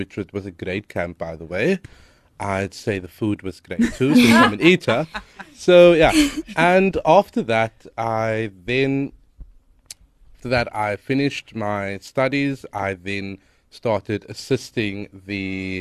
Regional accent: Cape Town, Western Cape, South Africa; I'm from Hanover Park.

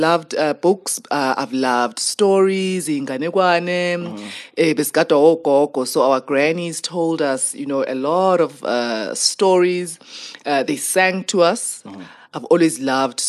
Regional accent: Soweto, Gauteng, South Africa; I grew up in Soweto

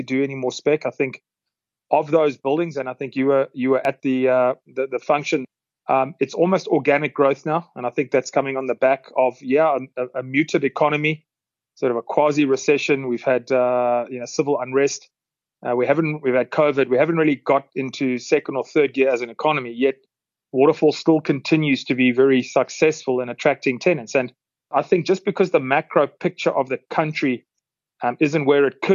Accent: Durban, KwaZulu-Natal, South Africa; moved away as an adult; also born or lived in Dubai / Australasia / Eastern Europe; now in Gauteng, South Africa; originally from Durban, where I entered the property sector in the late 90s

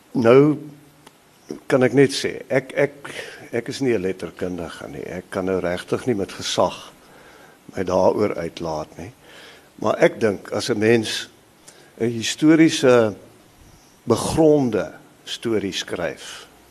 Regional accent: Highveld, Mpumalanga, South Africa; Ek is op die Hoëveld gebore in Mpumalanga en dit het my gevorm op 'n sekere manier

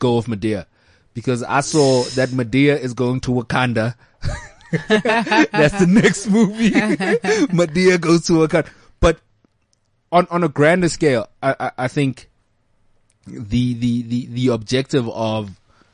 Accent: South Africa; being a South African boy

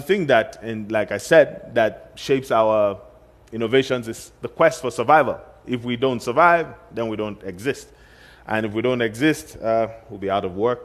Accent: Kaduna, Kaduna State, Nigeria; Kaduna, which is my hometown

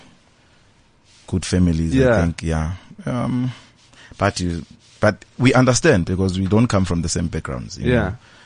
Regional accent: Durban, KwaZulu-Natal, South Africa; now in Johannesburg, South Africa; I'm from Durban, so people assumed it's a Durban sound.

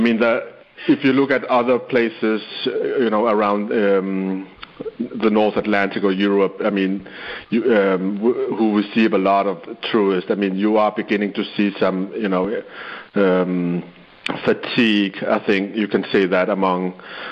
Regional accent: Sisimiut, Qeqqata, Greenland; my hometown, Sisimiut, where I grew up

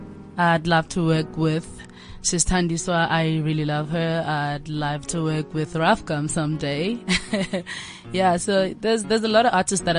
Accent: Siyabuswa, Mpumalanga, South Africa; I'm from Mpumalanga, Gwandebele, in Siyabuswa.

